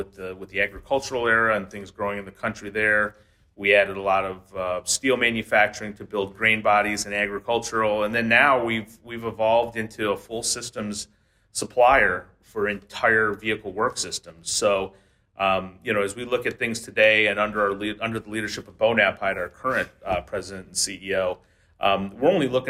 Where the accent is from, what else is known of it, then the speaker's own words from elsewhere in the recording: Detroit, Michigan, United States; I'm from the Metro Detroit area